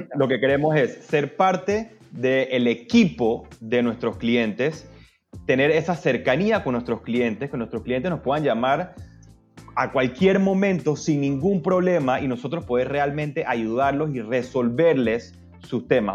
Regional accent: Panama; yo soy abogado, panameño, socio fundador de Velo Legal

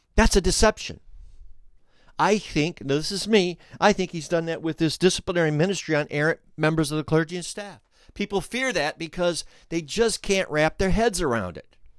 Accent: Flint, Michigan, United States; we're from Flint

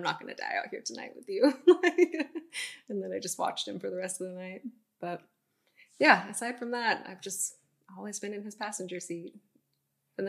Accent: Bodega Bay, California, United States; I'm from Bodega Bay, one coastal town

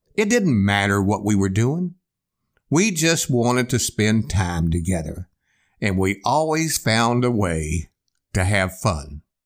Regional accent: Eagle Lake, Texas, United States; moved away as an adult; now in Houston, United States; growing up in Eagle Lake

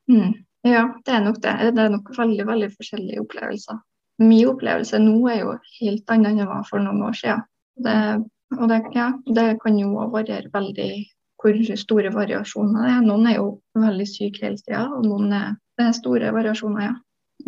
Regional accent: Trøndelag, Norway; also born or lived in Oslo; Jeg flytta jo fra Oslo tilbake til Trøndelag igjen etter det

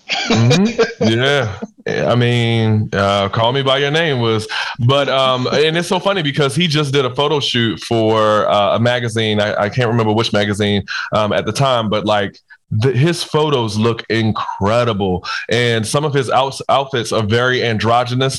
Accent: Baltimore, Maryland, United States; I'm from Baltimore. I'm from the hood

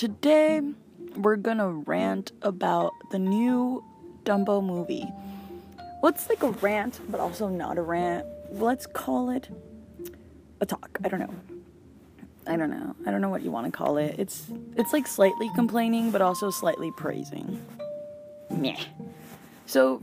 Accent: Mexico; I'm from Mexico

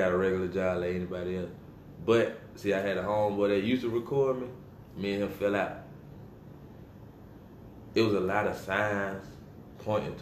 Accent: Rock Hill, South Carolina, United States; I'm from Rock Hill.

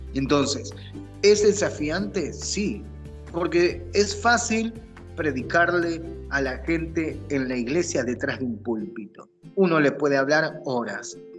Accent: Argentina; now in United States; como decimos en Argentina

